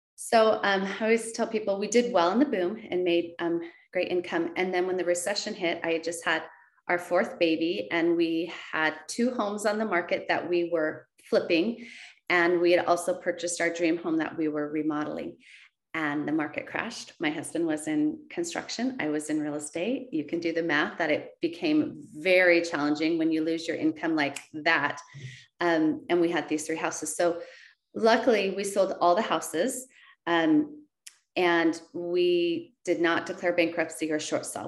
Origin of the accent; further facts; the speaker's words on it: West Linn, Oregon, United States; my hometown of West Lynn